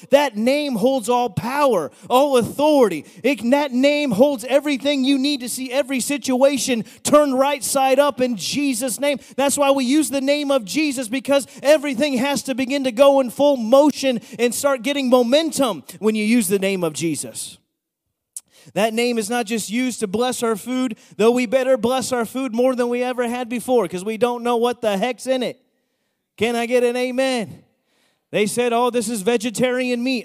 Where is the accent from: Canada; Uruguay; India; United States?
United States; Bethlehem, Pennsylvania; I'm from Bethlehem